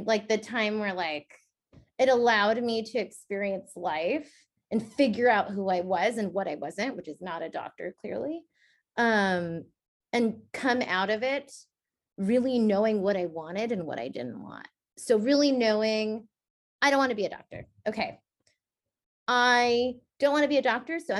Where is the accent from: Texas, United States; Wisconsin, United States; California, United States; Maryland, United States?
California, United States; the Bay Area; I grew up in the Bay